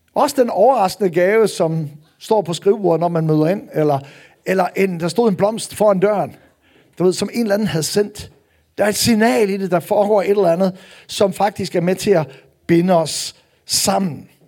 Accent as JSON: {"language": "Danish", "area": "North Jutland", "region": "North Denmark Region", "country": "Denmark", "said": "nu er jeg jo nordjyde"}